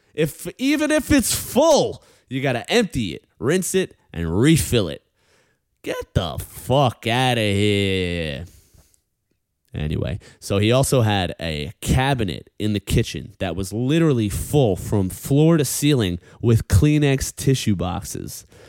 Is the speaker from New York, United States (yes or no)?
yes; New York, United States; as a New Yorker